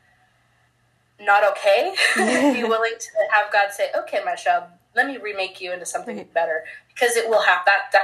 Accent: Pacific Northwest, United States; also born or lived in Honduras; I'm definitely from the Pacific Northwest, and I don't realize it until I'm not in the Pacific Northwest. Like, definitely from the PNW.

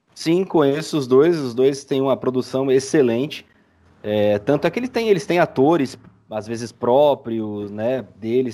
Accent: São Paulo, Brazil; Sou de São Paulo

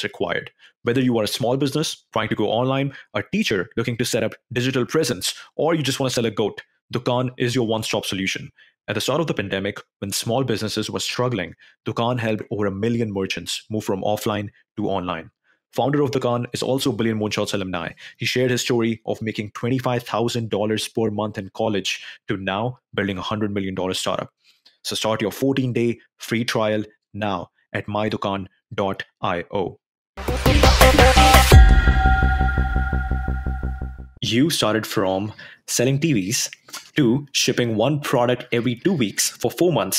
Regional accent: India; moved away; while I was back in India, I grew up in India.

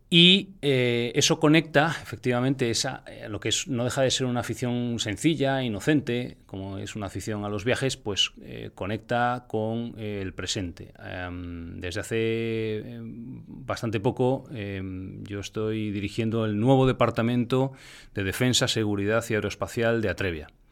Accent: Spain; en España particularmente, en mi país

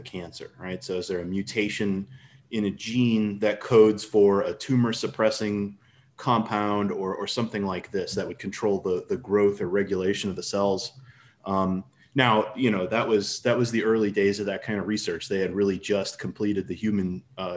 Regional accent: St. Louis, Missouri, United States; I'm from St. Louis, Missouri, United States

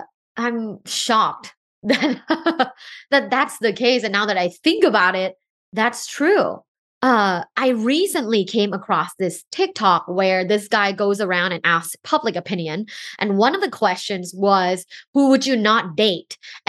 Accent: Thailand; moved away as an adult; now in United States; I'm originally from Thailand and I go back there very often. My whole family is there.

